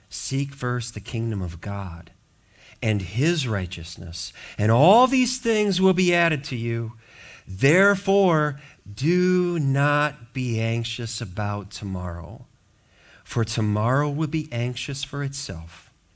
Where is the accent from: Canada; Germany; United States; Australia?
United States; Racine, Milwaukee area, Wisconsin; moved away; where I grew up in the Wisconsin, Racine, Milwaukee area